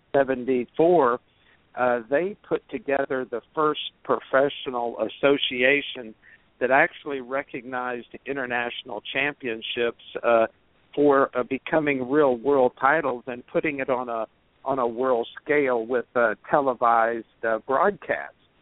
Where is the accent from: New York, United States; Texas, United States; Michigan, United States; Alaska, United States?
Texas, United States; Kingsville; moved away as an adult; also born or lived in Washington, D.C.; I was uh, from uh, Kingsville, Texas, which was fairly close to University of Texas in Austin